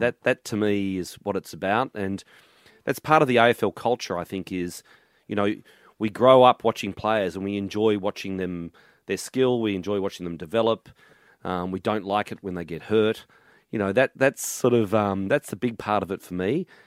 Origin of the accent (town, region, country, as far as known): Melbourne, Victoria, Australia; born or raised there; also born or lived in Mortlake, Victoria / Glen Iris, Melbourne